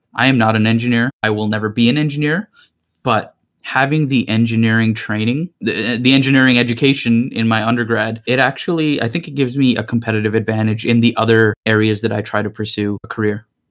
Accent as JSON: {"language": "English", "area": "Greater Toronto Area", "region": "Ontario", "country": "Canada", "said": "I'm from the Greater Toronto Area"}